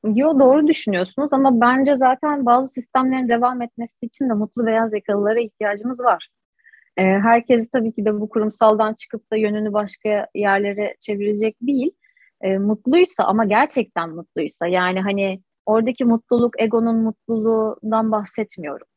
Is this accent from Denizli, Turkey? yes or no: no; Istanbul, Turkey; 89 ee, yılı İstanbul doğumluyum. İstanbul Anadolu yakasında doğdum, büyüdüm, yetiştim.